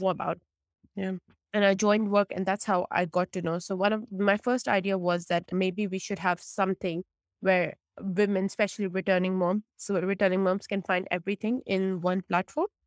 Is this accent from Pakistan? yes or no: yes; Pakistan; moved away as an adult; also born or lived in United States; now in United Kingdom; originally I'm from Pakistan and I come from a South Asian background